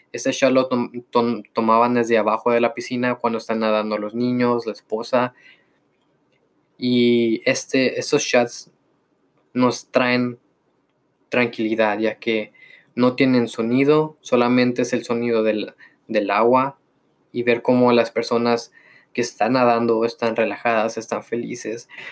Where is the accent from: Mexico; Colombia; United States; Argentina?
Mexico; soy mexicano